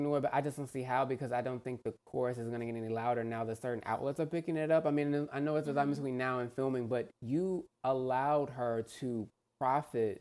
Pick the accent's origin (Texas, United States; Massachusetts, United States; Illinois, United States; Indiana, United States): Texas, United States; I'm from Texas